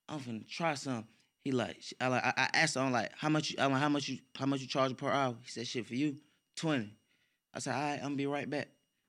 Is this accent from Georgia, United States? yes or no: yes; Stone Mountain, Georgia, United States; I ain't from Atlanta. I'm from Stone Mountain.